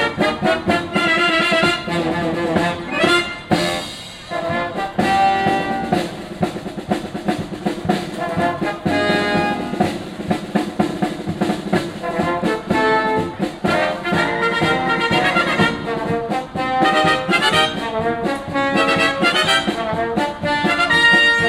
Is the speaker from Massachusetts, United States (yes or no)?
yes; Northampton, Massachusetts, United States; moved away; I grew up in back in Northampton, Massachusetts, and when I was young in the summertime I'd play in a Northampton American Legion band